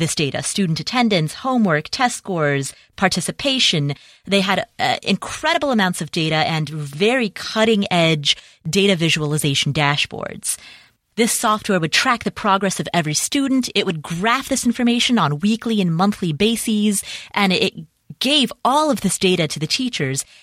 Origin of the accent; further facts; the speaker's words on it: Cincinnati, Ohio, United States; Cincinnati, Ohio, which, by the way, is my hometown